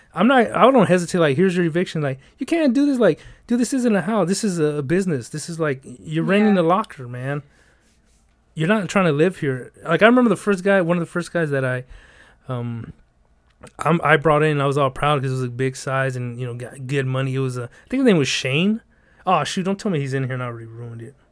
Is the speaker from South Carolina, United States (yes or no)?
no; Los Angeles, California, United States; I'm from the South Central